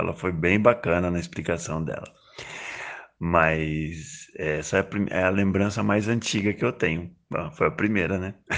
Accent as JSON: {"language": "Portuguese", "region": "interior of São Paulo", "country": "Brazil", "moved": "yes", "lives_now": "Valencia, Spain", "said": "Sou de São Paulo, interior de São Paulo"}